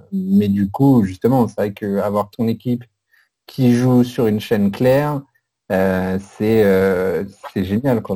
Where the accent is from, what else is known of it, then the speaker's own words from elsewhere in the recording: Paris region, Île-de-France, France; Je suis de la région parisienne